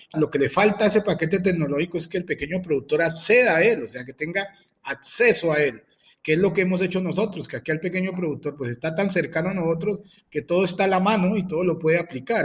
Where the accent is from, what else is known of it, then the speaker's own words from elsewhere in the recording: Huila, Colombia; Yo soy un empresario huilense